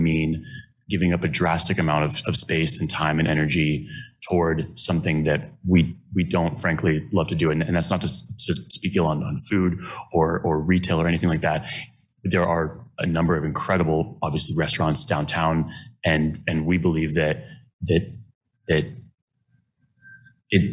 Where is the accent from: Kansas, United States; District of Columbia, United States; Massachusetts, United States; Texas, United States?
Kansas, United States; Lawrence; I grew up in Lawrence and I was born here